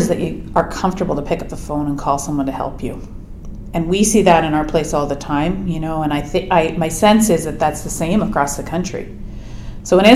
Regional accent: Oakville, Ontario, Canada; also born or lived in Edmonton, Alberta / Waterloo, Ontario; I grew up in Ontario, mostly in Oakville, just outside of Toronto

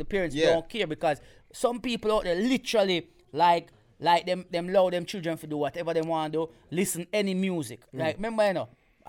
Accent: Jamaica; now in United Kingdom; growing up in Jamaica

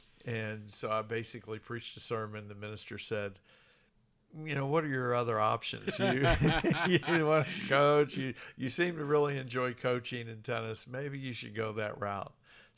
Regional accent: New Albany, Indiana, United States; I grew up in New Albany, Indiana.

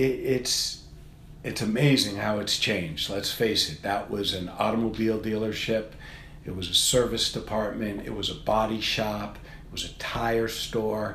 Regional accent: Worcester, Massachusetts, United States; I grew up in Worcester, and I live outside of Worcester now

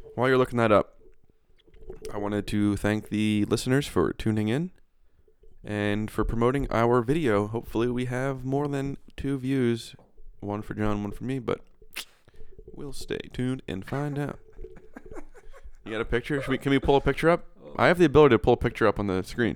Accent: Pennsylvania, United States; Pennsylvania, and I know everything west of where I grew up

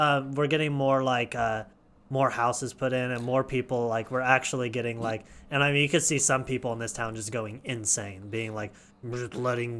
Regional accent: Smithville, Missouri, United States; growing up in Smithville

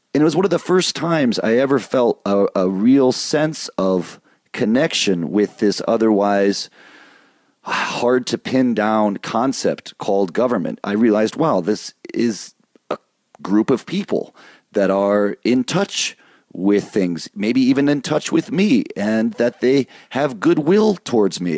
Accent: Michigan, United States; moved away; also born or lived in East Coast; I grew up in Michigan.

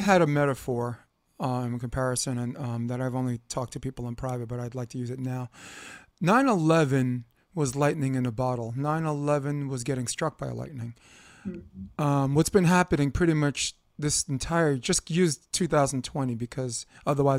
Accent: New York, United States; I'm from New York.

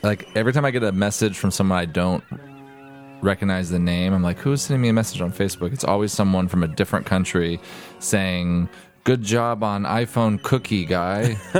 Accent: Oregon, United States; now in Los Angeles, United States; I grew up in Oregon.

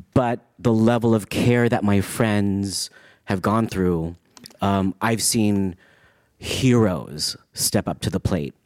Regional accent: San Francisco, California, United States; I grew up in San Francisco

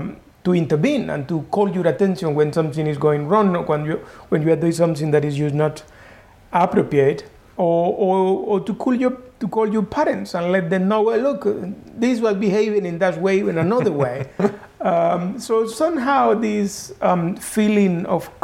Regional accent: Corozal, Sucre, Colombia; moved away as an adult; also born or lived in Munich, Germany; now in Geneva, Switzerland; growing in Colombia is quite an experience, and in my case, a particular one, because I come in from a small town.

